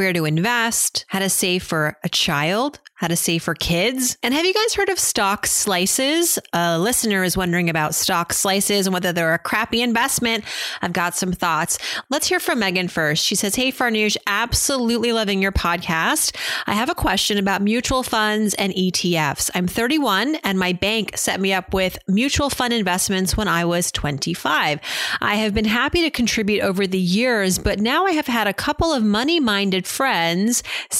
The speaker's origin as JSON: {"language": "English", "region": "Massachusetts", "country": "United States", "tie": "born or raised there", "said": "growing up in Massachusetts"}